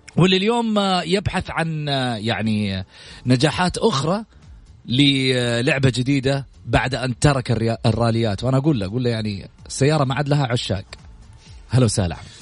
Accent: Saudi Arabia; نفتخر فيها كسعوديين

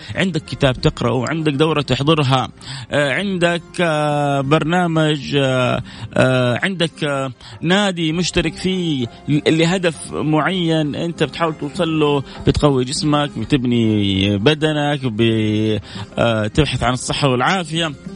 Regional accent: Saudi Arabia; إحنا كسعوديين

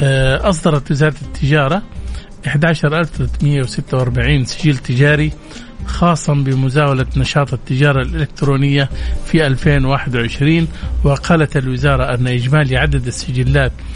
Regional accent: Saudi Arabia; احنا كسعوديين وكخليجيين

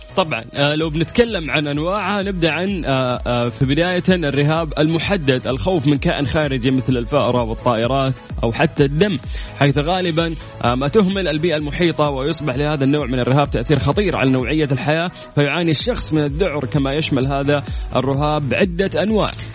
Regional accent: Saudi Arabia; عندنا في المملكة العربية السعودية

